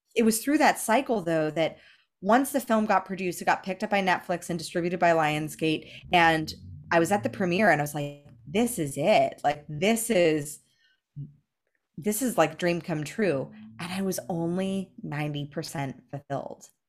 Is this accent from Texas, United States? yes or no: no; Los Angeles, California, United States; the only model that I had growing up in Los Angeles